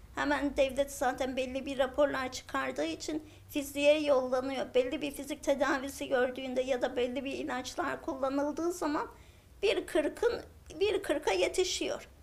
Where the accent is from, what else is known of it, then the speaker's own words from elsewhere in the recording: Ağrı Province, Turkey; Aslen Ağrılıyım